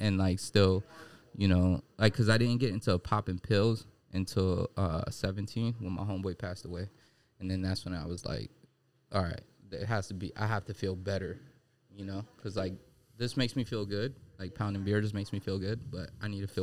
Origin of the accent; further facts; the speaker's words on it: New York City, New York, United States; I grew up in Brooklyn in the early 90s